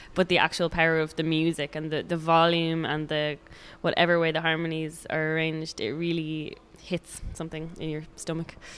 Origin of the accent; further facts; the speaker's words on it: Dublin, Leinster, Ireland; now in Sligo, Ireland; I'm from Dublin, but I moved to Sligo